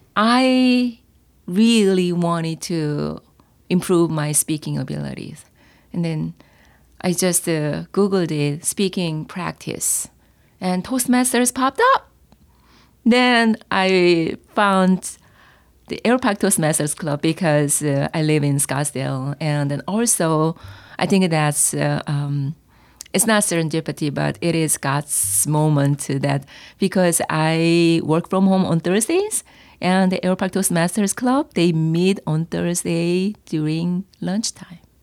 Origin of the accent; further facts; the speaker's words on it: South Korea; accent: Korean; English is a second language; moved away; my accent, Korean accent